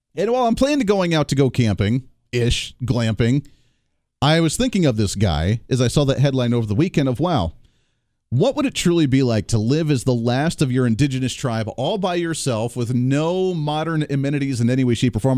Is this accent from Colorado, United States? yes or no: yes; Colorado, United States; moved away; I grew up in Colorado.